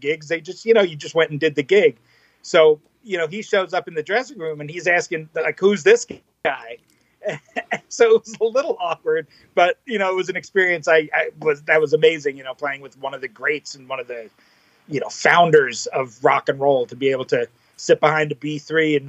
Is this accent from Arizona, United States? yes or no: no; New York, United States; also born or lived in Manhattan / Brooklyn; I was born and raised in New York, about 40 minutes outside of Manhattan.